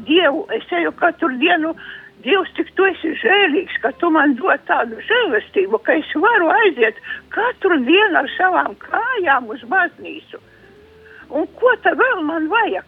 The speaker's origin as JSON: {"language": "Latvian", "region": "Latgale", "country": "Latvia", "said": "mēs latgalieši"}